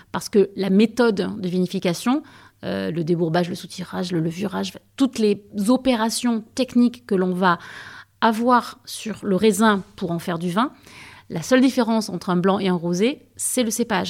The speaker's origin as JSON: {"language": "French", "town": "Aix-en-Provence", "region": "Provence-Alpes-Côte d'Azur", "country": "France", "said": "moi j'étais aixoise, et j'étais d'Aix-en-Provence"}